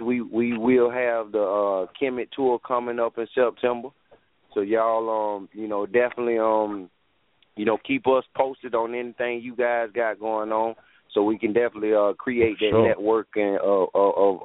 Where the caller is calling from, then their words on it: South Carolina, United States; I'm calling from South Carolina